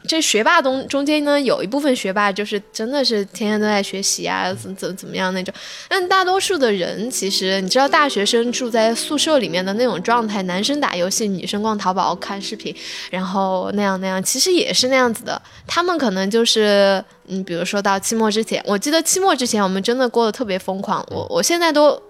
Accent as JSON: {"language": "Chinese", "region": "Sichuan", "country": "China", "said": "我本来是四川人，我一点都不想留在四川，一直想去北京或者上海念"}